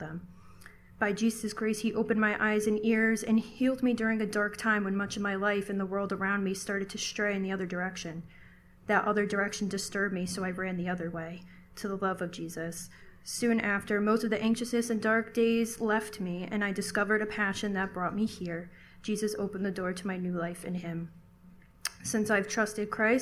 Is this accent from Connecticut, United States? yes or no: yes; Southern Connecticut, United States; I'm from Southern Connecticut